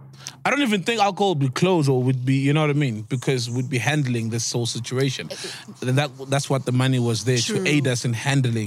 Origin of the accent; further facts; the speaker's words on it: South Africa; Guys, I'm South African.